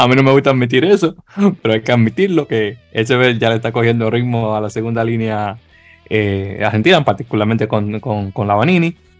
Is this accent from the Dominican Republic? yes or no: yes; Dominican Republic; siendo dominicanos